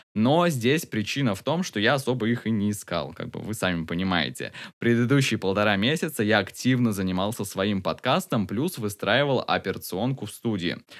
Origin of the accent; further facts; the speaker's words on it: Tomsk, Tomsk Oblast, Russia; в моем родном городе Томске.